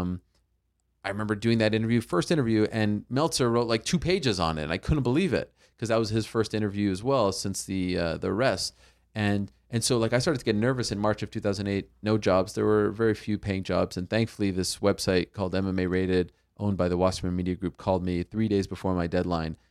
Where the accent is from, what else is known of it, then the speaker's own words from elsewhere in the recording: Montreal, Quebec, Canada; I grew up in Montreal